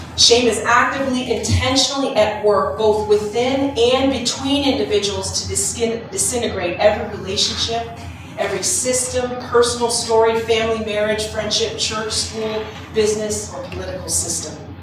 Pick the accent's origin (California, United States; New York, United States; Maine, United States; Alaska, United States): Maine, United States; I'm from Maine